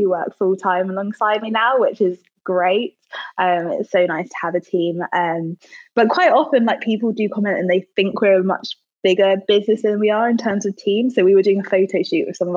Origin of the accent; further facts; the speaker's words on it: London, United Kingdom; also born or lived in Manchester; So I started the business in Manchester, but now I'm based in London. It's my hometown.